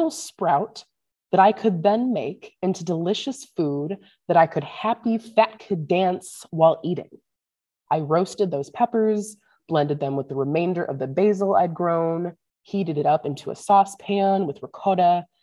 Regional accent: St. Louis, Missouri, United States; now in northern Minnesota, United States; growing up in St. Louis

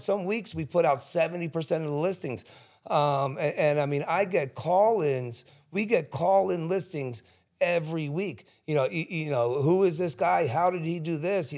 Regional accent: Cherry Hill, New Jersey, United States; also born or lived in Collingswood; I grew up in Cherry Hill

